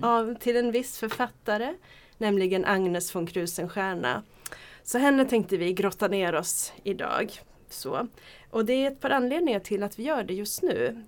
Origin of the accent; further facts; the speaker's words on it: Gävle, Gävleborg County, Sweden; jag är från Gävle.